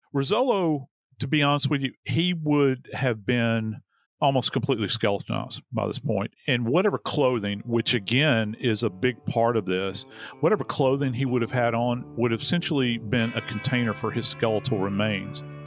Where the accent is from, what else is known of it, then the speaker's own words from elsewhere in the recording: New Orleans, Louisiana, United States; I am from New Orleans